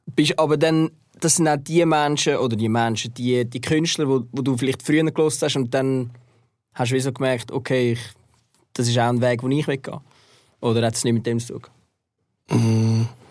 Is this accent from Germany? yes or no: no; Zurich, Switzerland; ich bin dann auch in Zürich aufgewachsen